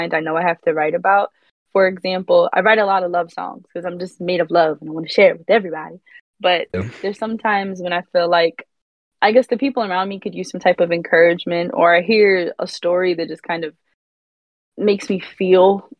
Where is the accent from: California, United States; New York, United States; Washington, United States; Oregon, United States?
New York, United States; Rockland County; also born or lived in Brooklyn; I am from Rockland County. It's upstate, an hour from the city